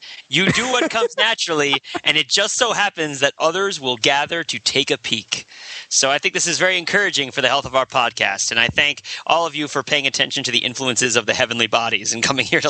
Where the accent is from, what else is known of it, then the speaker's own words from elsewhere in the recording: New Jersey, United States; I grew up in New Jersey